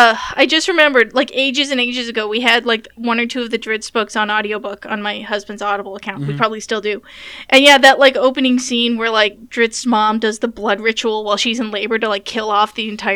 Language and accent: English; Nebraska, United States; also born or lived in Wyoming; moved out of my parents' house, we were actually living in Wyoming at the time, and I wanted to move back to my hometown in Nebraska.